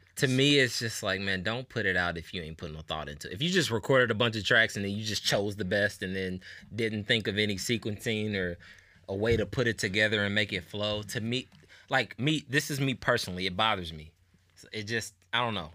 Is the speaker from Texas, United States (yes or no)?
no; Indianapolis, Indiana, United States; I'm from Nap. I'm from Indianapolis.